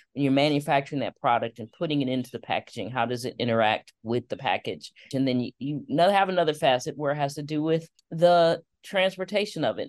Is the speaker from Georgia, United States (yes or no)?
no; Detroit, Michigan, United States; growing up in Detroit, one of the things my father used to do was take us on Saturday mornings to tour our automotive plants